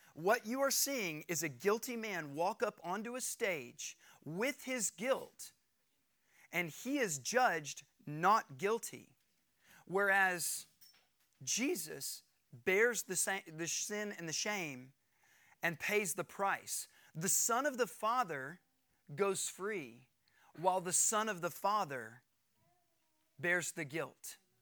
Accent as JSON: {"language": "English", "country": "United States", "said": "I'm an American citizen. I'm a free individual. Because of my citizenship in this nation, I'm free"}